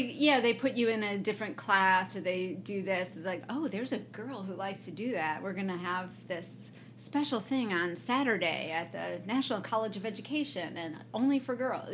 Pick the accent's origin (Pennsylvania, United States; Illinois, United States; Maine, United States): Illinois, United States; Evanston; moved away as an adult; also born or lived in New York; I'm from Evanston, Illinois.